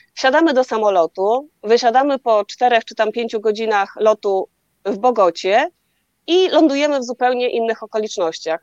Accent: Poland; skąd jesteśmy, z Polski

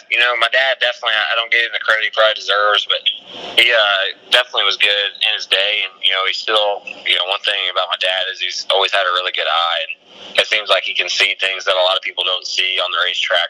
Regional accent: Mitchell, Indiana, United States; where I grew up in Mitchell

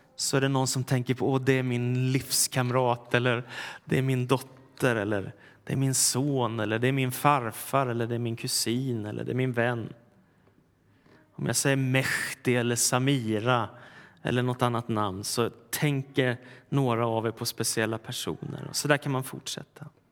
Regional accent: Stockholm, Stockholm County, Sweden; den församling jag växte upp i, Philadelphia kyrkan i Stockholm

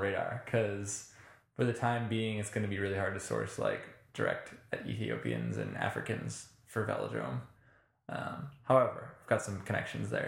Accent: United States

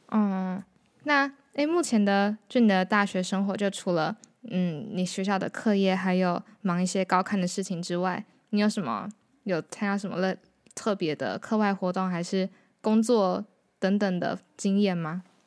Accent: Hualien, Hualien County, Taiwan; 我是花莲人

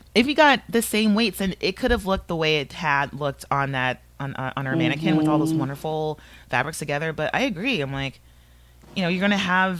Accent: Canada; I'm Canadian, so I'm gonna do a Mountie.

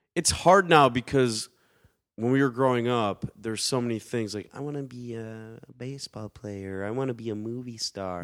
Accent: Detroit, Michigan, United States; Growing up in Detroit, you don't you like you don't really go to Detroit, or at least back then we didn't unless we absolutely had

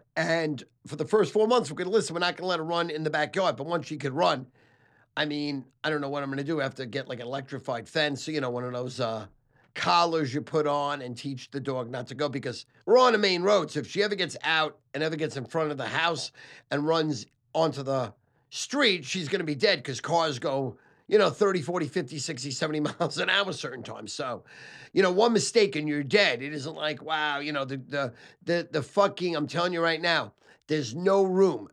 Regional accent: New York City, New York, United States; also born or lived in Sheepshead Bay, Brooklyn; I was born in Manhattan Beach, Brooklyn

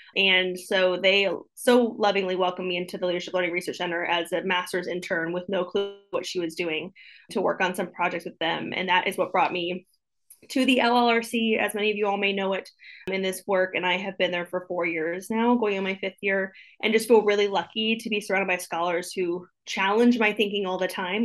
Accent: Ohio, United States; moved away as an adult; now in Florida, United States; I'm from Ohio originally, which is always really important to my story growing up in a small town

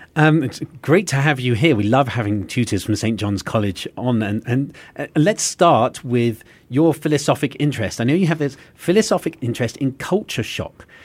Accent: England, United Kingdom; now in United States; As an Englishman who now lives in America

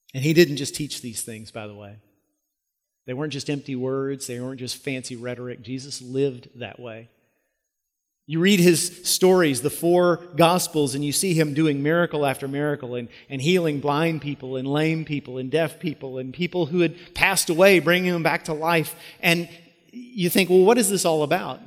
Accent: United States; As American Christians

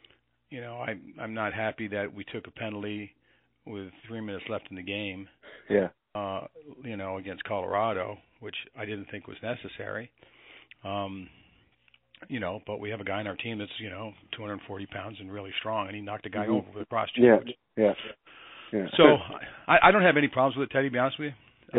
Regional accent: Canada; you're talking to a guy that was mostly American, and I'm a Canadian.

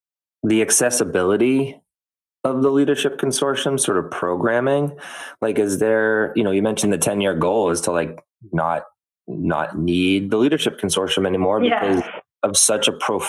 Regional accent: Methuen, Massachusetts, United States; friends of mine that I grew up with in Methuen

